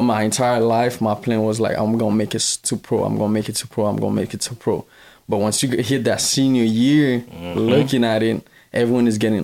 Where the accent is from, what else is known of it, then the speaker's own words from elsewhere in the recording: Miami, Florida, United States; also born or lived in Haiti; I'm Haitian. I'm from Miami, Florida